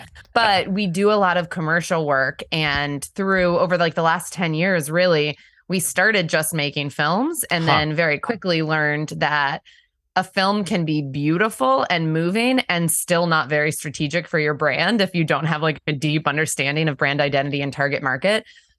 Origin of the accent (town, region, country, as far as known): Pennsylvania, United States; born or raised there; also born or lived in Washington, D.C. / North Carolina